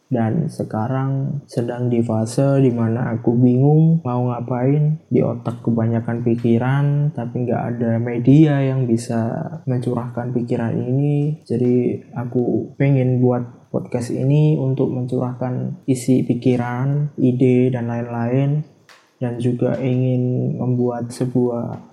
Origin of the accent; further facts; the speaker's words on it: Java, Indonesia; soalnya ya emang aku dari Jawa anak